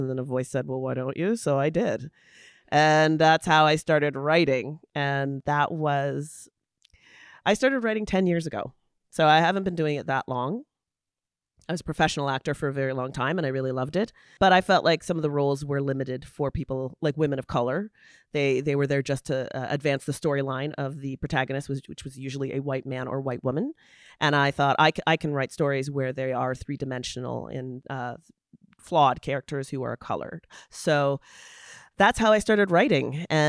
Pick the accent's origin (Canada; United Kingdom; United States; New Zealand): Canada; London, Ontario; I grew up in London, Ontario, and I got into theater